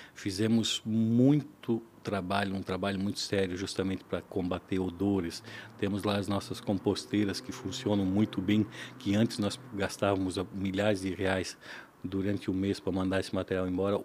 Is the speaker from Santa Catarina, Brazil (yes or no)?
yes; Ilhota, Santa Catarina, Brazil; also born or lived in Blumenau; Eu sou nascido aqui em Blumenau, mas me criei na região do Alto Baú, Ilhota, no ah. interior mesmo